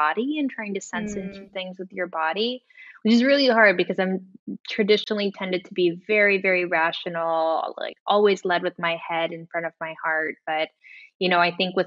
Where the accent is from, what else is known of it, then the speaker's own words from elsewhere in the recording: Guam; moved away as an adult; also born or lived in San Francisco, California, United States; now in Amsterdam, Netherlands; I was born in San Francisco. My mother's from Guam, my father's from Italy. They split up when I was young, around 8, and I moved to Guam